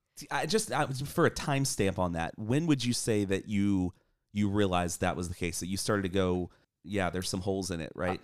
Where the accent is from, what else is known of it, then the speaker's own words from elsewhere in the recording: Coral Springs, Florida, United States; moved away; live here in Coral Springs, Florida. And this is my hometown, so came back to represent